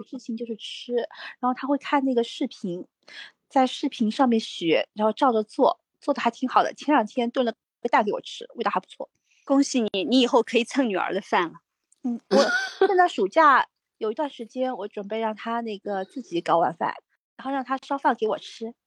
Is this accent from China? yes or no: yes; China; 我们中国人